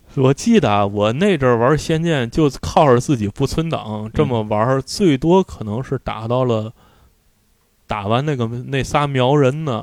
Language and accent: Chinese; Tianjin, China; 我从我们的胡同搬出来了，我在那胡同里住了十年